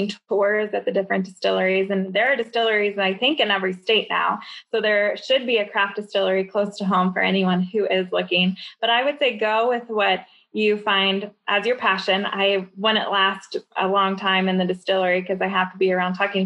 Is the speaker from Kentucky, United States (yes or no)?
yes; Louisville, Kentucky, United States; moved away as an adult; I came to an influencer event in Louisville, Kentucky last summer, which is my hometown